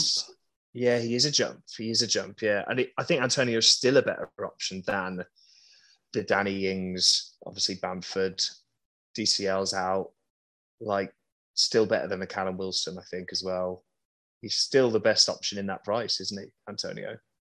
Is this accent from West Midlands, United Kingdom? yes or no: yes; Birmingham, West Midlands, United Kingdom; I was just raised in Birmingham